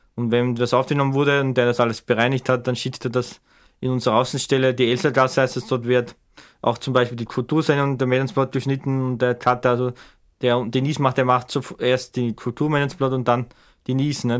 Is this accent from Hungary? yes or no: no; Bruck an der Leitha, Lower Austria, Austria; in Bruck, meine Heimatstadt, meine Kleinstadt in der Nähe von Schwächert